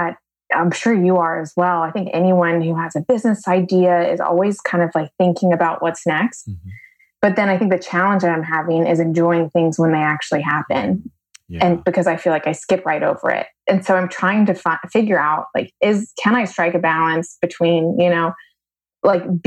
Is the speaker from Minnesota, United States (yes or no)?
no; Cornelius, North Carolina, United States; moved away; I grew up in Cornelius, North Carolina, right outside of Charlotte.